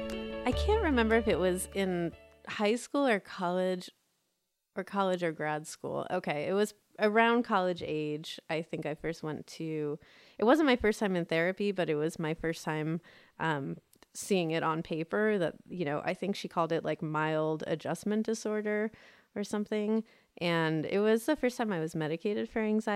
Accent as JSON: {"language": "English", "country": "United States", "tie": "born or raised there", "said": "they had us outside of DC in the suburbs"}